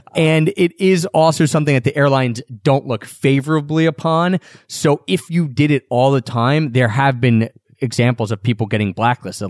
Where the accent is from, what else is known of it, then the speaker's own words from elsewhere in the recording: Philadelphia, Pennsylvania, United States; We're both from Philadelphia